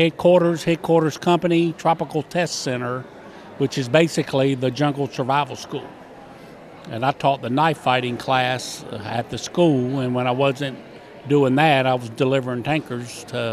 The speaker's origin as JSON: {"language": "English", "town": "Crescent City", "region": "Florida", "country": "United States", "tie": "born or raised there", "moved": "as an adult", "said": "In my hometown, you have a big choice of cutting ferns, picking oranges, and that's about it. There's no real way out of Crescent City. So I joined the Army to get out and get on my own."}